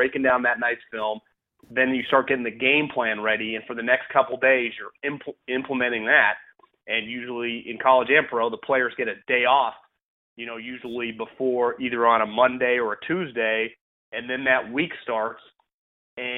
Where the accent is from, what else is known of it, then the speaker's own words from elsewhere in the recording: California, United States; moved away as an adult; also born or lived in Philadelphia; Born and raised in California, went to college in California